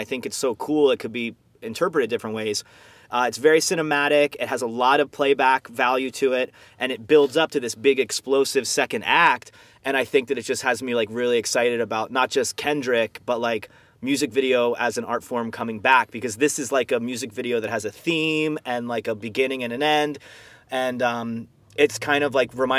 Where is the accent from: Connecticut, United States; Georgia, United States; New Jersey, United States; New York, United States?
New Jersey, United States; Florence; I grew up in a town called Florence, New Jersey